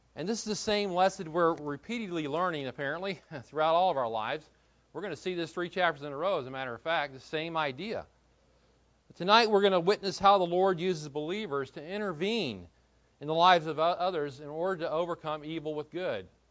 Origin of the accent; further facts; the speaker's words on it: United States; We're American